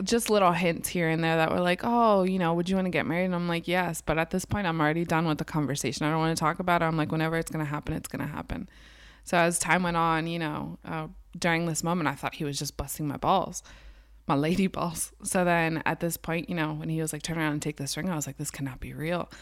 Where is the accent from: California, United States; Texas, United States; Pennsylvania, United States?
Pennsylvania, United States; Garden Spot area; also born or lived in Lancaster, Pennsylvania; I grew up in Garden Spot area. Now I live downtown Lancaster